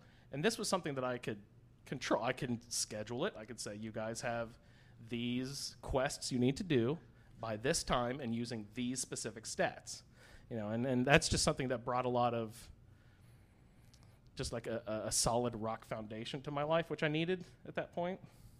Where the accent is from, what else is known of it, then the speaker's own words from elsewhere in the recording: Indiana, United States; I'm from Indiana. I just flew in from Indianapolis.